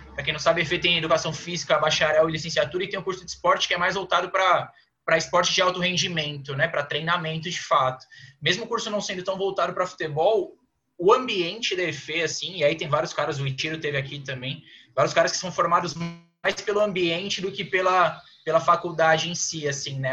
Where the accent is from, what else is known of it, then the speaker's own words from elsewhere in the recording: Praia Grande, São Paulo, Brazil; moved away as an adult; now in São Paulo, Brazil; eu sou lá da Praia Grande, da Baixada Santista, então sempre joguei por lá